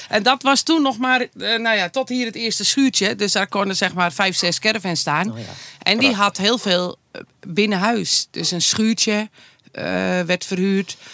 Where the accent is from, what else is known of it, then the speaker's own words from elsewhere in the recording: Anna Paulowna, North Holland, Netherlands; zijn we begonnen in Annapolona, waar ik geboren ben